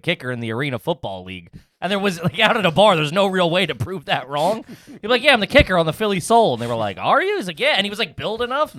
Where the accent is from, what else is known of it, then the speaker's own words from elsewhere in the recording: Canada; I'm Canadian